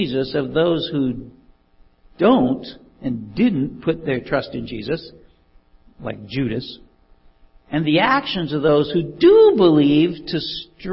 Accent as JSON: {"language": "English", "area": "Mormon country", "region": "Utah", "country": "United States", "tie": "born or raised there", "said": "I grew up in the Mormon country"}